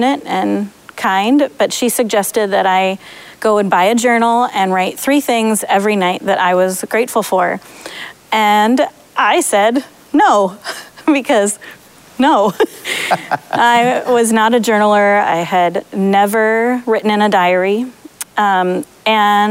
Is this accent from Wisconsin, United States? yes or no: yes; Madison, Wisconsin, United States; now in Waunakee, United States; I grew up in Madison in a big Irish family that was awesome and big and loving.